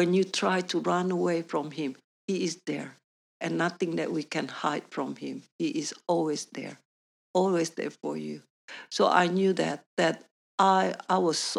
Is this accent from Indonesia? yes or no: yes; Indonesia; English is a second language; moved away as an adult; also born or lived in New Zealand; now in Perth, Australia; because we have a Chinese background, I grew up in Indonesia